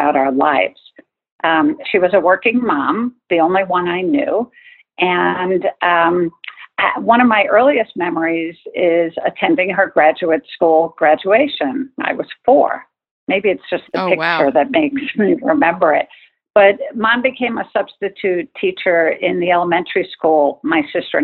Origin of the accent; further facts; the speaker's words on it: Long Island, New York, United States; I was born and raised on Long Island in New York